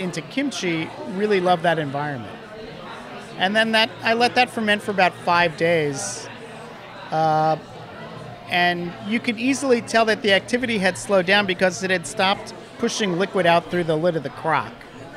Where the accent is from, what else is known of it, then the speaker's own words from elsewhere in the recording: New York City, New York, United States; the pickles that I grew up with on the Lower East Side